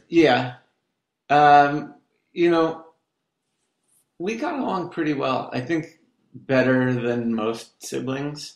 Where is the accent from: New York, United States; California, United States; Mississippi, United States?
California, United States; Irvine; also born or lived in Garden Grove, California / Westminster, California; Raised in Irvine, like when Irvine was nothing